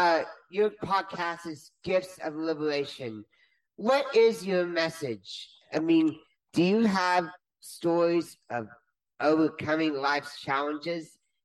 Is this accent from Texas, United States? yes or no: yes; Texas, United States; Are you a cowboy from Texas? Because I am.